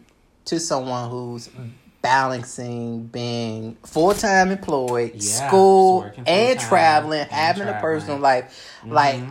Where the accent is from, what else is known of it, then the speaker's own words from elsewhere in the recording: Richmond, Virginia, United States; I hail from Richmond, Virginia.